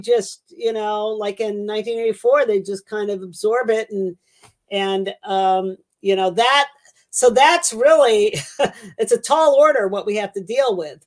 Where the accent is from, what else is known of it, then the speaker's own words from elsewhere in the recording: Los Angeles, California, United States; moved away; I was born in L.A. and uh, you know I'm I'm uh, from the San Gabriel. I grew up in the San Gabriel Valley.